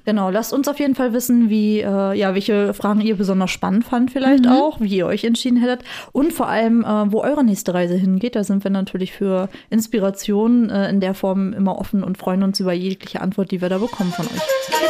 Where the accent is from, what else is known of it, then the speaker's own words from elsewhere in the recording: the East, East Germany, Germany; ich bin halt auch im Osten groß geworden